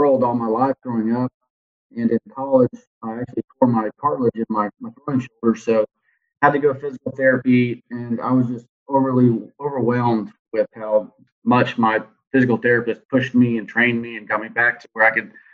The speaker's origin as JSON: {"language": "English", "town": "Houston", "region": "Texas", "country": "United States", "tie": "born or raised there", "moved": "as an adult", "lives_now": "Corpus Christi, United States", "said": "grew up on the southwest side of Houston"}